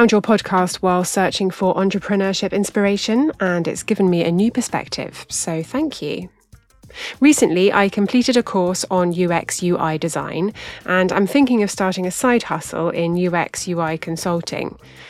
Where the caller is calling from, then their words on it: London, United Kingdom; Hello there … from London.